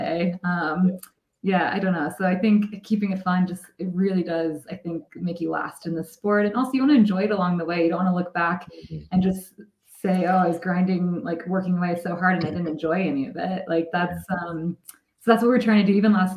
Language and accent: English; Midwest, United States; I grew up in the Midwest